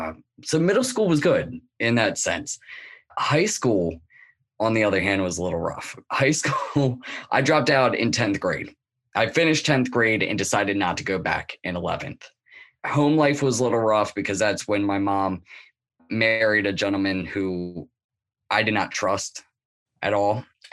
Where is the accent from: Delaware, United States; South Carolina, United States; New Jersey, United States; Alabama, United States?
Delaware, United States; Newark; Yeah, well, I was born and raised around Wilmington in Newark, Delaware. I was born in 1989. It was more of a suburban, but slightly urban place as well.